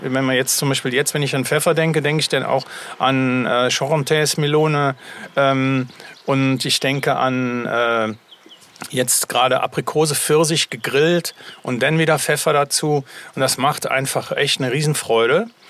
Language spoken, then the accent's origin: German; Germany; bei uns in Deutschland